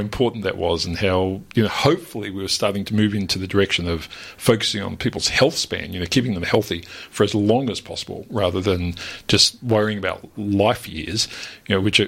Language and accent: English; Melbourne, Victoria, Australia; I grew up in the West, so, you know, I have an affinity for, I was born at the old Footscray Hospital